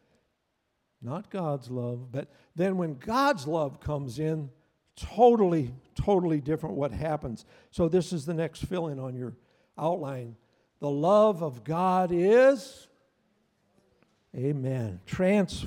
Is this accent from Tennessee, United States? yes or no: no; Crown Point, Indiana, United States; I was raised up in Northwest Indiana. I was raised in the Crown Point area